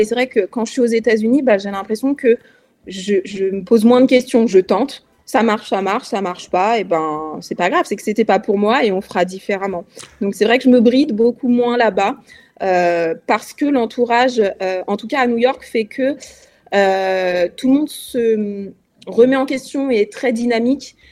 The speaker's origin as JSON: {"language": "French", "country": "France", "also_born_or_lived": "Lyon", "said": "en tant que Française"}